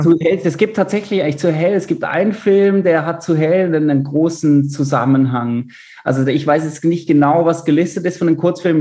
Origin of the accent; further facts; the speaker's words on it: Basel, Basel-Stadt, Switzerland; moved away as an adult; also born or lived in Munich, Germany; ich bin äh, Schweizer, bin äh, in Basel geboren